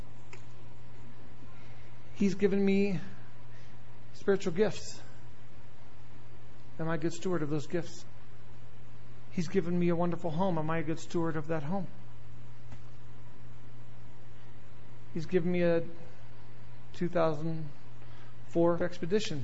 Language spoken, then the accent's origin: English; the South, United States; I am from the South